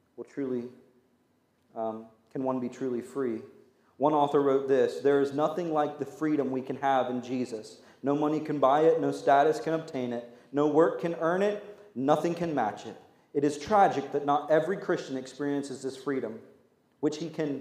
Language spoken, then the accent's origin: English; United States; We're Americans